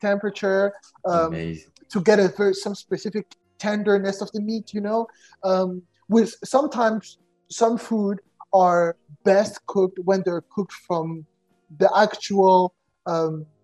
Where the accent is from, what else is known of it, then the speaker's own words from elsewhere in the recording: Cameroon; also born or lived in Paris, France; now in Netherlands; I'm from Cameroon